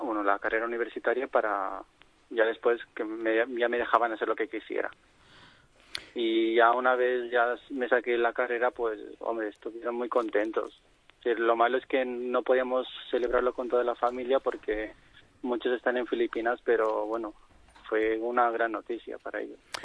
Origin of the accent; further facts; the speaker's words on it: Barcelona, Catalonia, Spain; es un sitio donde he crecido